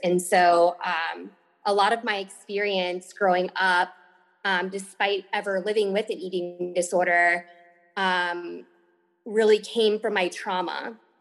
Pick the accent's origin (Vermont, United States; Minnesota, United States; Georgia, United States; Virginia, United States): Virginia, United States; moved away as an adult; also born or lived in Miami, Florida; I am from Virginia, um, born and raised here